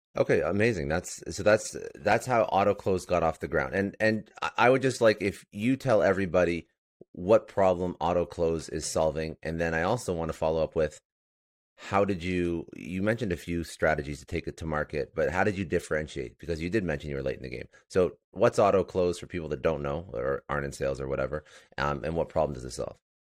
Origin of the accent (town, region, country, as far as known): Toronto, Ontario, Canada; now in Fort Lauderdale, United States